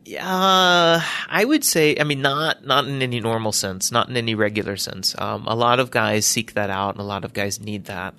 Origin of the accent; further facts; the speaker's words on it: Birmingham, Alabama, United States; I was born in Birmingham, Alabama